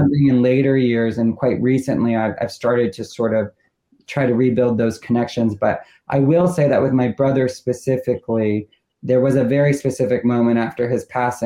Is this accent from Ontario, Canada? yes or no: yes; Toronto, Ontario, Canada; moved away; We grew up in Toronto.